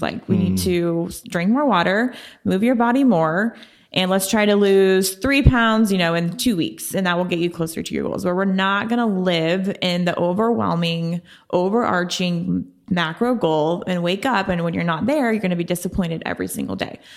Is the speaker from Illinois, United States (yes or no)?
no; Oklahoma City, Oklahoma, United States; moved away as an adult; also born or lived in San Diego, California; I'm born and raised in Oklahoma City